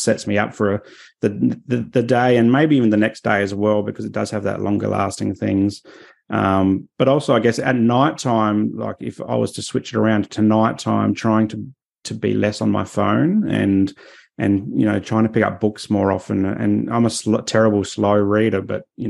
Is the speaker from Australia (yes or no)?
yes; Adelaide, South Australia, Australia; now in Sunshine Coast, Australia; I grew up in Adelaide